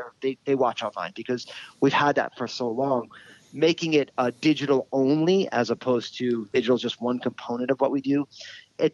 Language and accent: English; New Jersey, United States; I'm all Italian from New Jersey